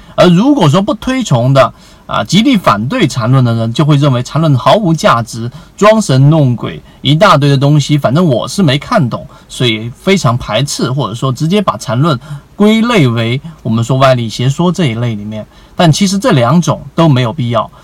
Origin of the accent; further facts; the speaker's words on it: China; 我们中国人